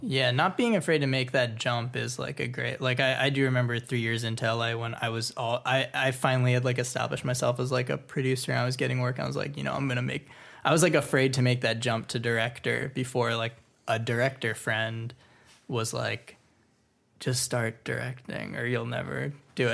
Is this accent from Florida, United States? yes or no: yes; Florida, United States; now in Los Angeles, United States; I grew up in Florida. So moving